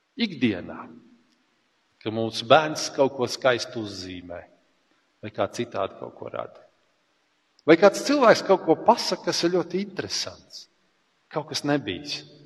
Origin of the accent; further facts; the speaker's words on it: Latvia; mēs esam latvieši